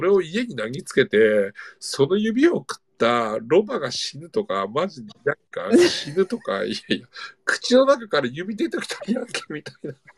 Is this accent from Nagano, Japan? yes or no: no; 000 near Morioka, Iwate, Japan; moved away as an adult; 僕の地元というか、もう、まあ、いわゆる人口2万人の町で、僕も、こう、うん、物心ついた頃から高校卒業するまで